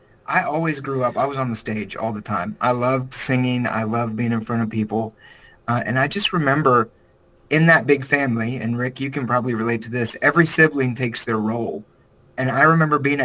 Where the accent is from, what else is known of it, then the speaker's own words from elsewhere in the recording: South Carolina, United States; moved away as an adult; now in Nashville, United States; I'm from South Carolina, which is about as southern as you can get in the United States. And so I grew up the youngest of six children.